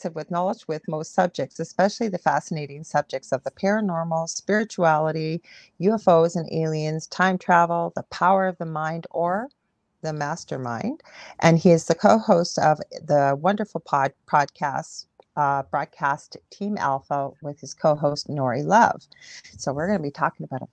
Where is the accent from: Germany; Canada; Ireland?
Canada; I'm a Canadian clairvoyant medium